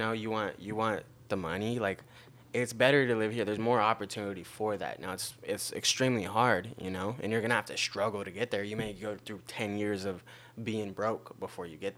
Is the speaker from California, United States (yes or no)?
yes; Long Beach, California, United States; I grew up here in Long Beach